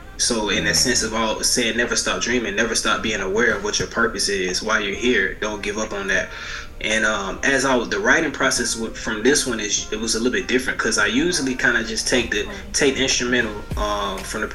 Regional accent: Marianna, Florida, United States; I'm from Marianna, Florida

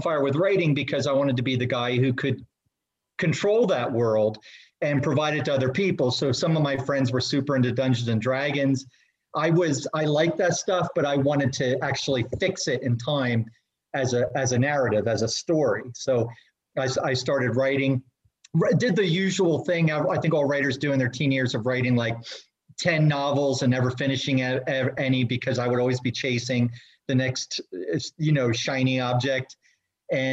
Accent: New Jersey, United States; I grew up in New Jersey.

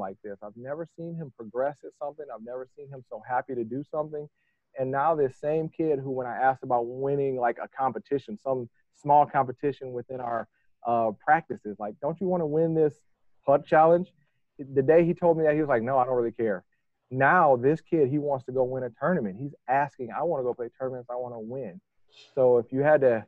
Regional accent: Detroit, Michigan, United States; moved away; I'm from Detroit, Michigan. Grew up in the heart of Detroit, essentially, or at least close

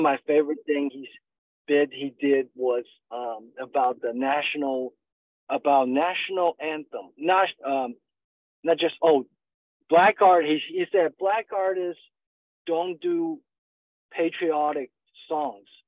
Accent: China; moved away as an adult; also born or lived in Northwest China / southern China / Montgomery, Alabama / Atlanta; now in Dallas, United States; I was born and raised in China

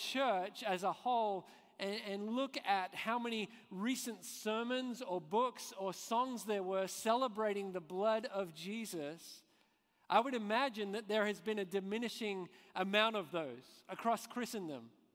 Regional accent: Australia; moved away as an adult; also born or lived in Scotland; I'm Australian but I spent the last few years in Scotland

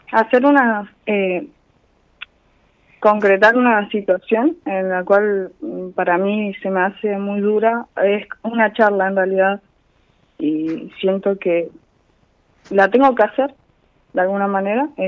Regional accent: Trelew, Chubut, Argentina; Mm, de Trelew.

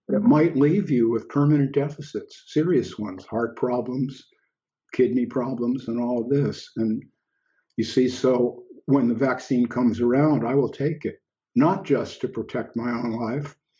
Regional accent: United States; moved away as an adult; an expatriate, so here I am in another country and I'm looking back at my birth country

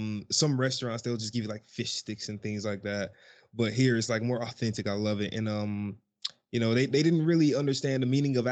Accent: Macon, Georgia, United States; moved away as an adult; now in United Kingdom; I'm from America, particularly Georgia, Macon, Georgia

